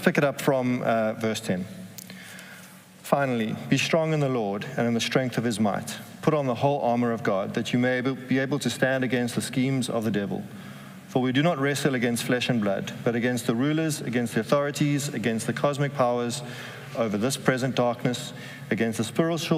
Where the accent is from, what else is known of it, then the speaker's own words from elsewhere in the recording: South Africa; moved away as an adult; now in Amsterdam, Netherlands; we're both from South Africa